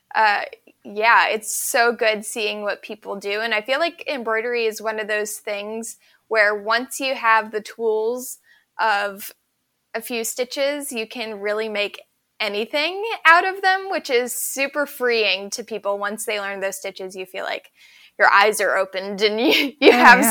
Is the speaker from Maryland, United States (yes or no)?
yes; Ellicott City, Maryland, United States; I grew up in Maryland in a place called Ellicott City on a tiny little farm.